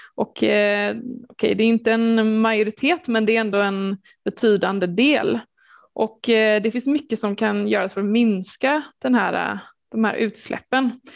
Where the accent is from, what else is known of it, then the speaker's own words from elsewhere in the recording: Gothenburg, Västra Götaland, Sweden; jag är från Göteborg